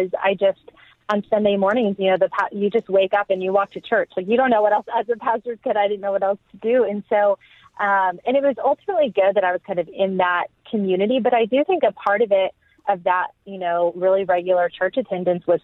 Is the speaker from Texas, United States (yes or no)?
yes; Texas, United States; also born or lived in England; now in Austin, United States; I grew up in the Bible Belt in Texas